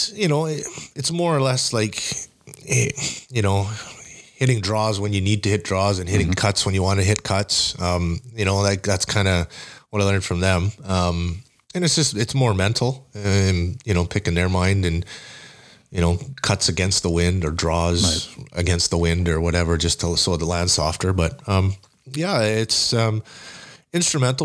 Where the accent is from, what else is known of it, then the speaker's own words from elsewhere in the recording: Winnipeg, Manitoba, Canada; I grew up out in the West End, or, well, not West, like Unicity area